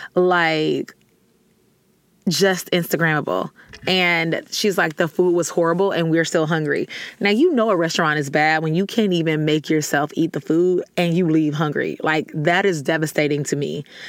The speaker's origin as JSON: {"language": "English", "region": "the South", "country": "United States", "said": "I'm from the South"}